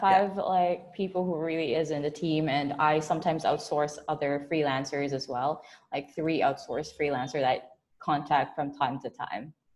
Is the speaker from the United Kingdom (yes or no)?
no; Philippines; I'm based from the Philippines